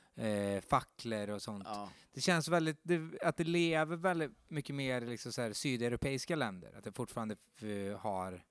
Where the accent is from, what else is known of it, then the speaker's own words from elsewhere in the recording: Skara, Västra Götaland, Sweden; jag är från Skara